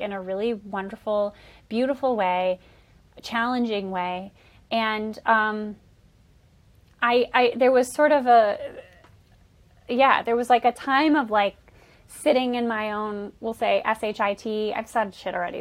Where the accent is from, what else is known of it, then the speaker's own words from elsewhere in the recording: Bay City, Michigan, United States; moved away as an adult; also born or lived in New York; I'm originally from Bay City, Michigan, where I am currently in my childhood bedroom, which is kind of wild. Um, so I'm from Bay City. I uh, grew up here